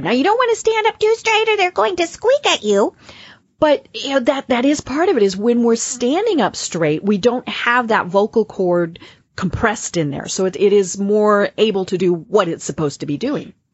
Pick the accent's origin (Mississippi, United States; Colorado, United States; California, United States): Colorado, United States; accent: Midwestern; now in Atlanta, United States; I'm from Colorado, so I have kind of that Midwestern, I, I hope it's not a twang voice